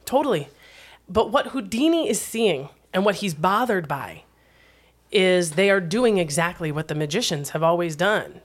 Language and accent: English; Wisconsin, United States; my home state